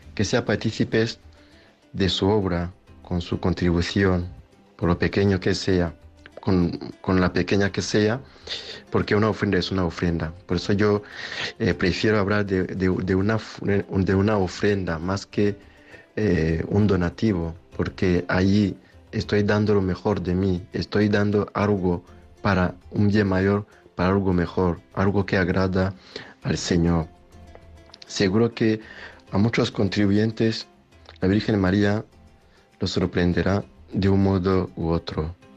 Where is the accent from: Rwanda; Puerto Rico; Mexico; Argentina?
Rwanda; now in Spain; de Ruanda